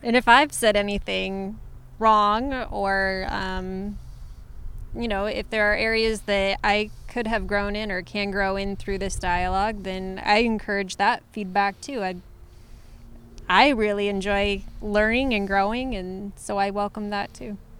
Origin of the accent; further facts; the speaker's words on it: Ohio, United States; moved away; also born or lived in San Francisco / Los Angeles / England; I was raised in Ohio.